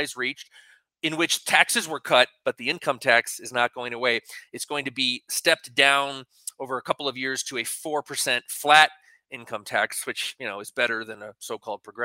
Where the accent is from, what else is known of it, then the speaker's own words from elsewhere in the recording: Connecticut, United States; moved away; my home state of Connecticut